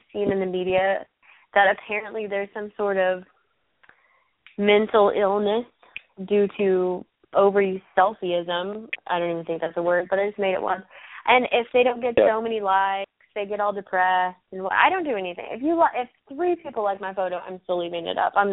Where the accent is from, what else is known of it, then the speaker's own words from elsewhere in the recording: Texas, United States; I grew up in Texas